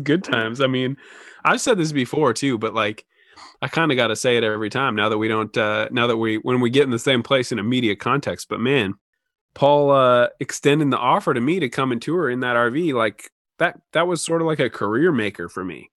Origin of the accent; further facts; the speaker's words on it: Oregon, United States; now in Washington, United States; being from Oregon